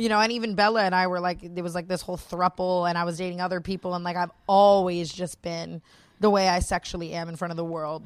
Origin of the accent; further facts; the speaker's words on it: Las Vegas, Nevada, United States; I was born and raised in Las Vegas, which is a very sexualized city.